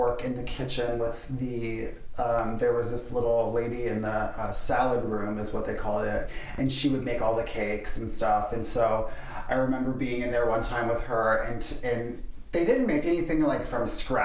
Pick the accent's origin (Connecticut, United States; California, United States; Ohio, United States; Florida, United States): Florida, United States; just outside of Orlando; I was born and raised in Florida, just outside of Orlando.